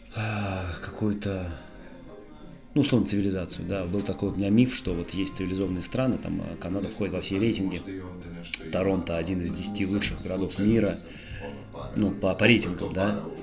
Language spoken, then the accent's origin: Russian; Tolyatti, Samara Oblast, Russia; moved away as an adult; also born or lived in Canada; now in Montenegro; я родился в Тольятти, жил в Шузовом всю свою осознанную жизнь, вот прям с детства, с глубокого